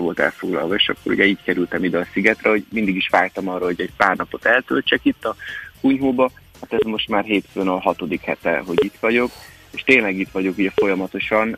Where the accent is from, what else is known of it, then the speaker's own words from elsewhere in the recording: Hungary; én itt nőttem föl